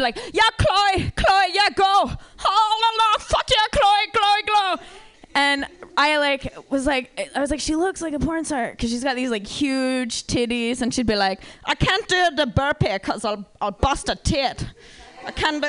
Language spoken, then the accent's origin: English; Bay Area, California, United States; I come from weird people because I'm from the Bay Area